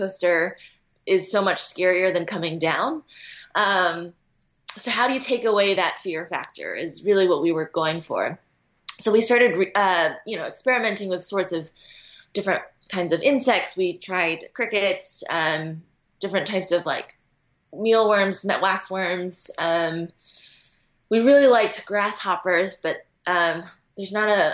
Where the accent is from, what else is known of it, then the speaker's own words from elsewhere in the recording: United States; growing up in the Western world in America